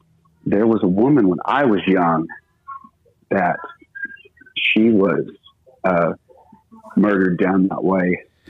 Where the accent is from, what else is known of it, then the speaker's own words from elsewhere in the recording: Elmore City, Oklahoma, United States; moved away; Okay, yeah, I grew up in Elmore.